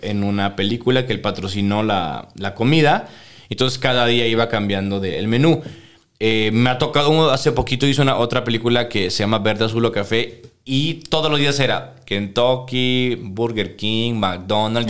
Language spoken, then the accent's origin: Spanish; Venezuela; also born or lived in Guadalajara, Mexico; now in Mexico; cuando me fui de Venezuela